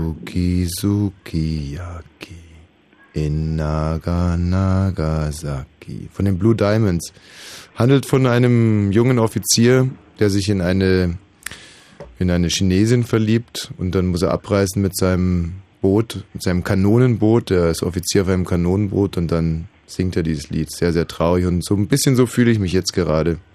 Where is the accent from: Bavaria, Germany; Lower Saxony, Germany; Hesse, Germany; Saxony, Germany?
Bavaria, Germany; da wo ich herkomme, ist jetzt nicht ganz China, sondern Bayern